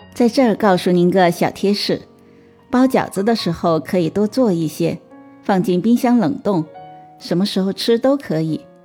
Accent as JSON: {"language": "Chinese", "region": "northern China", "country": "China", "said": "我是北方人"}